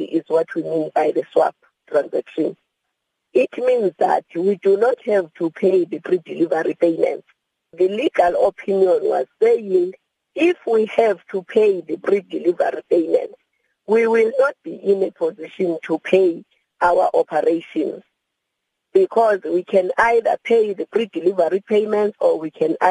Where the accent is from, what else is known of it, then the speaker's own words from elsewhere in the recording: South Africa; as a South African